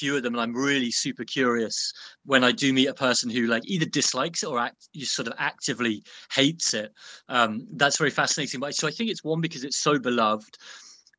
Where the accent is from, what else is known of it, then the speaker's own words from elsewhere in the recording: Birmingham, West Midlands, United Kingdom; I grew up in Birmingham, within sort of smelling distance, more or less, of the Cadbury's chocolate factory